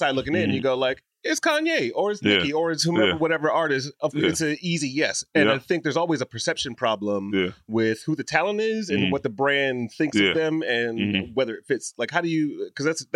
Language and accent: English; Detroit, Michigan, United States; I'm from Detroit